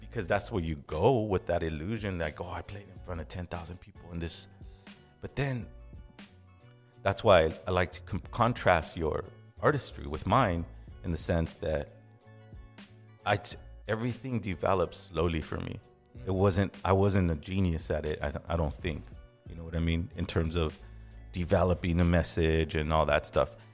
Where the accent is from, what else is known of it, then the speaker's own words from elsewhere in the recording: Los Angeles, California, United States; Now, since I'm from Los Angeles, since I'm from the West Coast, I naturally go, Azo's Mexican.